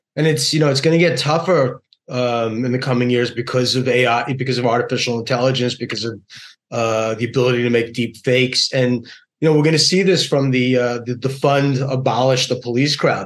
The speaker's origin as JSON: {"language": "English", "region": "New York", "country": "United States", "tie": "born or raised there", "said": "my beloved hometown, New York"}